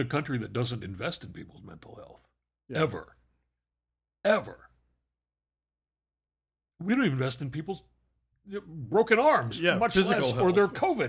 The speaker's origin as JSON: {"language": "English", "region": "North West England", "country": "United Kingdom", "tie": "born or raised there", "said": "I grew up in the Eden Valley in the north of England, quite literally the opposite end of the country from the farm in the film."}